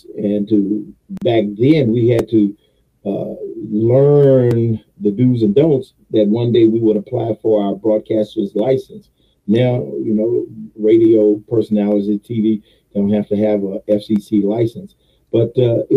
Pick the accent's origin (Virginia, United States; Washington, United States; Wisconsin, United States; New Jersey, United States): Virginia, United States; Richmond; also born or lived in Goochland, Virginia; born and raised in Richmond, Virginia